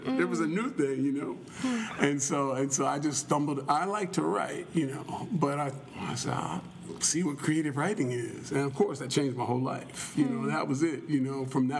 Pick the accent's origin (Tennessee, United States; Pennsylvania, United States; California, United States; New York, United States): Pennsylvania, United States; Philadelphia; moved away as an adult; also born or lived in Texas; I grew up in Philadelphia, and then I lived in Texas for a while